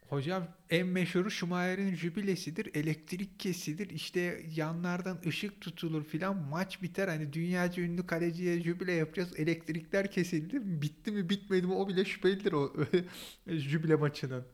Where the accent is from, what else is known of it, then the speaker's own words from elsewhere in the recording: Istanbul, Turkey; ben Kadıköylüyüm, Fenerbahçeliyim